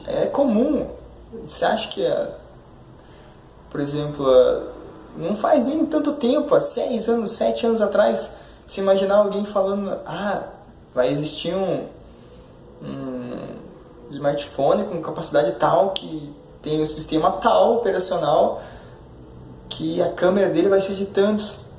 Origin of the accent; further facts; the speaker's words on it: Curitiba, Paraná, Brazil; sou de Curitiba